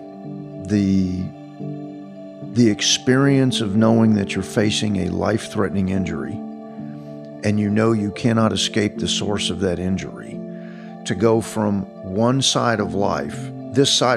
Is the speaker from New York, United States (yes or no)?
no; Fort Worth, Texas, United States; as a kid growing up in Fort Worth